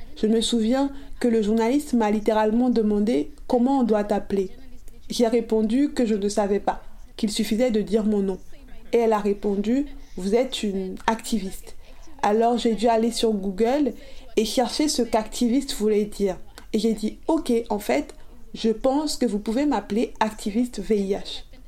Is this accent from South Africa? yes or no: yes; South Africa; Je suis originaire d'Afrique du Sud